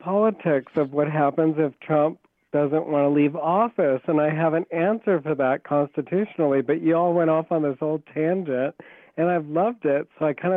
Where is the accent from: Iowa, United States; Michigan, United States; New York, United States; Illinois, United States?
Iowa, United States; moved away; Iowa is my home state